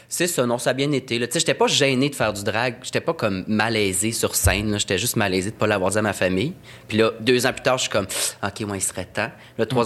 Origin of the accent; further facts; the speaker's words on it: Saint-Jean-sur-Richelieu, Quebec, Canada; Je viens de Saint-Jean